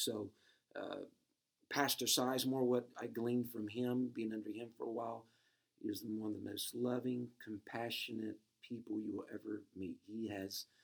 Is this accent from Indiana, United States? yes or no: yes; Princeton, Indiana, United States; moved away as an adult; also born or lived in Illinois; I was born in Princeton, Indiana. That was my home and place of residence until my wife and I started to evangelize, and then we moved to Illinois.